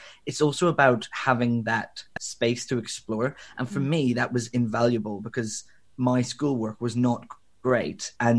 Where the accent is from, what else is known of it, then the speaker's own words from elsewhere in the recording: Belfast, Northern Ireland, United Kingdom; I grew up in Northern Ireland. I'm originally from Belfast, although my accent has long since diluted.